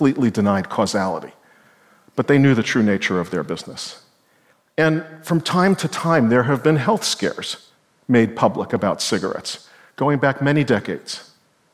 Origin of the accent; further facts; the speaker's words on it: New York City, New York, United States; I was a kid growing up in Brooklyn, New York